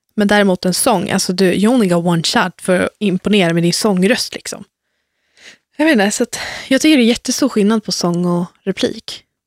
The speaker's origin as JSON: {"language": "Swedish", "town": "Lidingö", "region": "Stockholm County", "country": "Sweden", "tie": "born or raised there", "also_born_or_lived": "Värmland"}